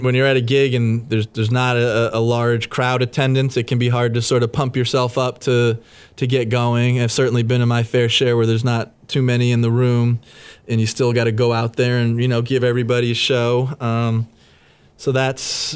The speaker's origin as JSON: {"language": "English", "town": "Worcester", "region": "Massachusetts", "country": "United States", "tie": "born or raised there", "said": "my hometown of Worcester, Mass, at Mechanics Hall"}